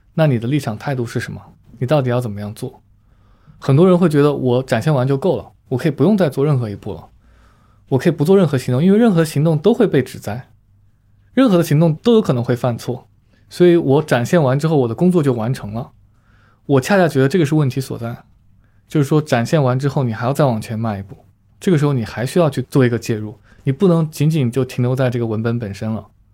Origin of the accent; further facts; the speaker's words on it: Wuhan, Hubei, China; now in Beijing, China; 在我老家武汉